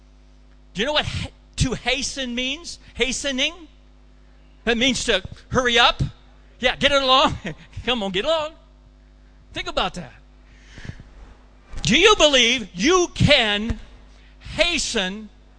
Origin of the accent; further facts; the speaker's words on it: Colorado, United States; my hometown of Colorado